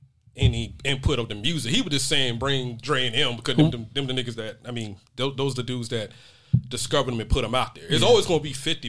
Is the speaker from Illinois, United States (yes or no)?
no; Georgia, United States; I'm from Georgia